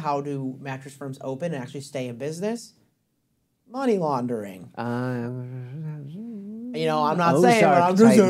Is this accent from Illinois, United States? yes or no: yes; Algonquin, Illinois, United States; born or raised there